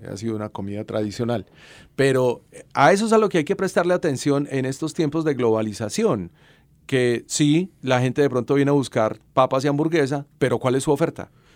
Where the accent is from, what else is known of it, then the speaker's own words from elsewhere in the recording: Salamina, Caldas, Colombia; Yo nací en Salamina.